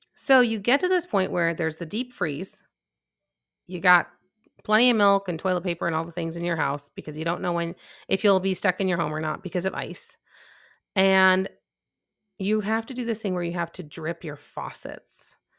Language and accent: English; Chicago, Illinois, United States; moved away as an adult; now in North Texas, United States; I'm from Chicago. I'm used to the cold temperatures